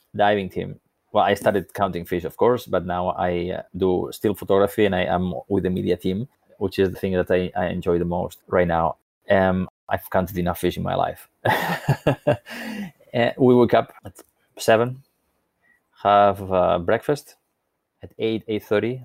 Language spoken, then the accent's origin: English; Spain; When I was a little boy growing up on the Mediterranean coast of Spain